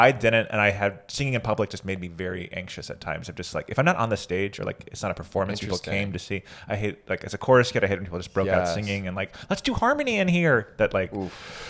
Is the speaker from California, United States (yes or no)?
no; Georgia, United States; also born or lived in Alabama; now in Austin, United States; I'm from Georgia